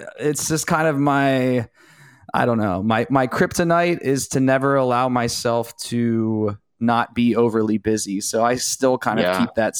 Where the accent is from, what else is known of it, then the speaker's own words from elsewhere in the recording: Ohio, United States; from Ohio, yeah.